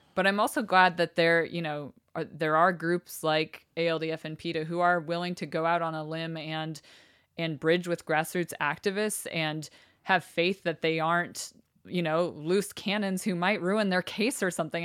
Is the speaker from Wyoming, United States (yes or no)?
yes; Cody, Wyoming, United States; moved away; also born or lived in Salt Lake City, Utah; people I went to school with, people my mom was friends with in Cody, Wyoming